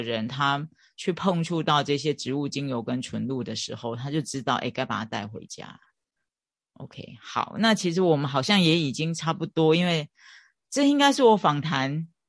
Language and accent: Chinese; Chiayi, Taiwan; 我也是嘉义人